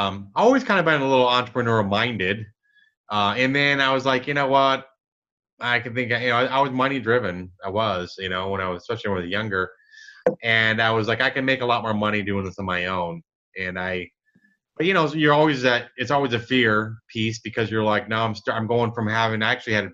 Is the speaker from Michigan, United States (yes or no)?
yes; Michigan, United States; now in Dallas, United States; I grew up in Michigan. I'm in Dallas now